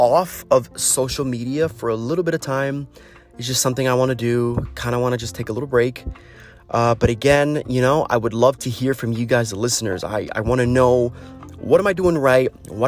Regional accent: United States; As an American

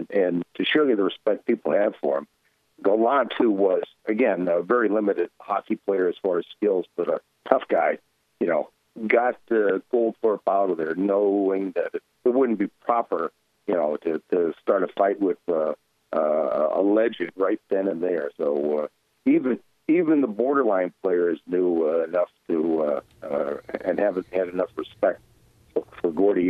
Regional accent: Boston, Massachusetts, United States; born or raised there; moved away

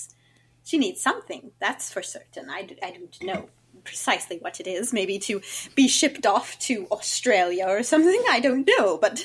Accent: Virginia, United States; As I mentioned, I'm from Virginia.

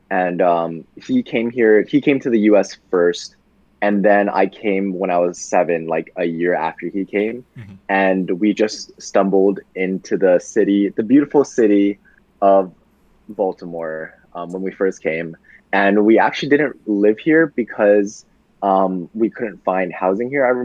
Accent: China; also born or lived in Japan; I was born in Japan and I came to China and then like people didn't really like me because I was from Japan, but I was too young to notice back then

